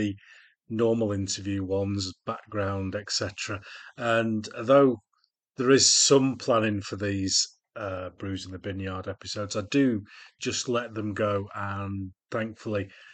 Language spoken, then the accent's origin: English; Yorkshire and the Humber, United Kingdom; I'm from Yorkshire